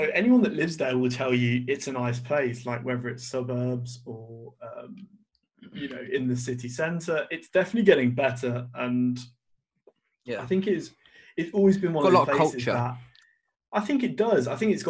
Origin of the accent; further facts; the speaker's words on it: Birmingham, West Midlands, United Kingdom; both of us growing up in Birmingham, something that happens to me all the time is like people say, oh, you don't sound like you're from Birmingham.